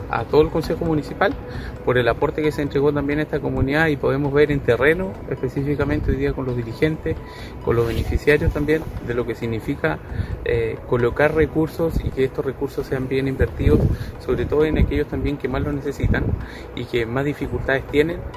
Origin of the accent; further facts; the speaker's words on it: Guentemó, Chile; Nosotros nos crecimos acá en Guentemó y nunca habíamos tenido un logro así como lo tenemos